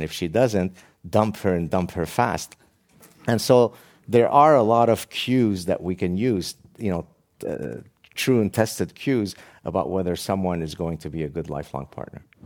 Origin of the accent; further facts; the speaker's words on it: Lebanon; moved away; my very tragic childhood growing up in the Lebanese Civil War